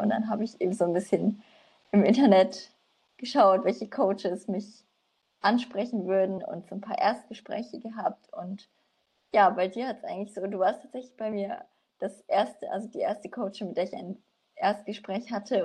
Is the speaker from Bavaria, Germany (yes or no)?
yes; Nuremberg, Bavaria, Germany; ich komme aus Nürnberg